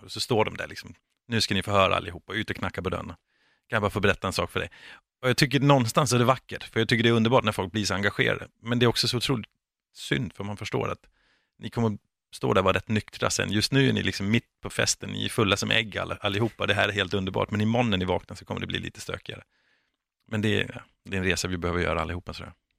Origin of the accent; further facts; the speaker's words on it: Denmark; now in Sweden; jag är från Danmark